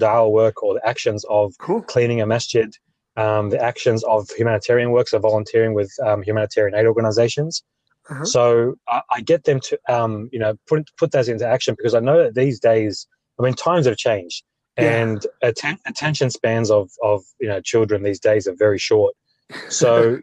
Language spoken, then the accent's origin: English; Australia; I am Australian born, father